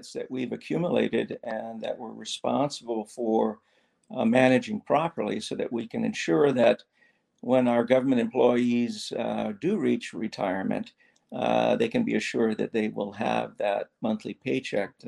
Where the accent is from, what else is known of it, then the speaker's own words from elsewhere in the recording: East Coast, United States; also born or lived in the South (US); now in Hawaii, United States; I grew up on the East Coast, spent a lot of time down South